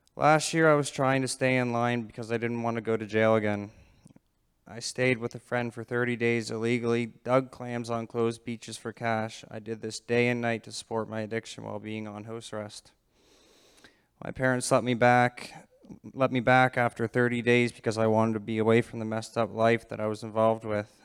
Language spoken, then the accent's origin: English; Digby, Nova Scotia, Canada; I'm from Digby, Nova Scotia